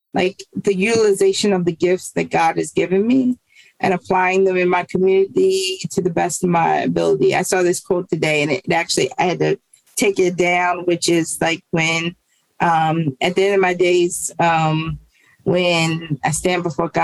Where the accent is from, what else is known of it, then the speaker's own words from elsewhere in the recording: Baltimore, Maryland, United States; grew up in East Baltimore. I've always lived in East Baltimore